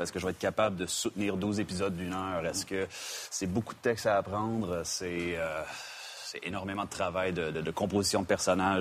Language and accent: French; Quebec, Canada; now in United States; je suis canadien et québécois